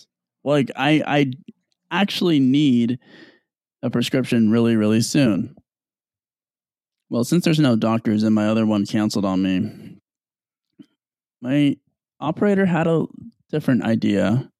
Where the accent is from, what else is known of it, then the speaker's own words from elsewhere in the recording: Seattle, Washington, United States; Now, let me just preface some context. I'm from Seattle.